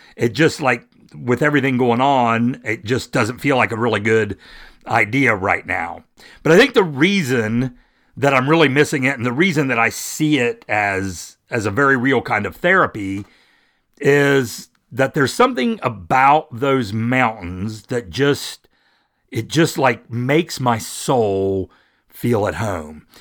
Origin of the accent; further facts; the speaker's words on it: West Virginia, United States; I'm from West Virginia. I'm a native of West Virginia